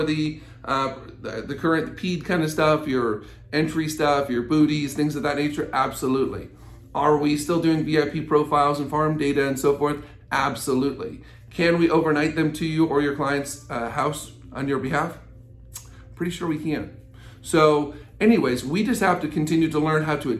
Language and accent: English; United States; as American citizens